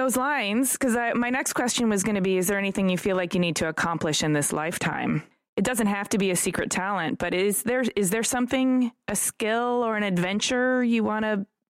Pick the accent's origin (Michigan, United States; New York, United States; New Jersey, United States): Michigan, United States; Detroit; I'm from Detroit.